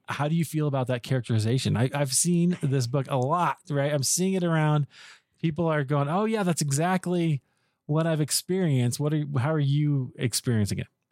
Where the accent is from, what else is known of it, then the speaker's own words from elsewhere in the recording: Des Moines, Iowa, United States; I grew up in Iowa, I grew up in Des Moines